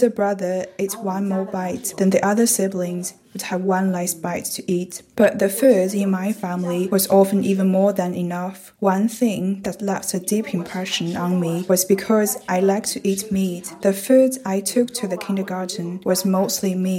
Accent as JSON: {"language": "English", "town": "Wuhan", "region": "Hubei", "country": "China", "moved": "as an adult", "lives_now": "Edinburgh, United Kingdom", "said": "I'm a Han ethnic Chinese. I come from Wuhan, and now I'm living in Edinburgh"}